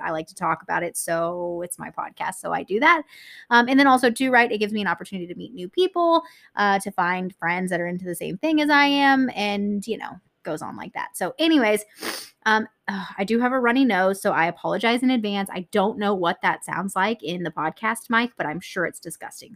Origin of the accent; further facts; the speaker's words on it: Texas, United States; I'm from Texas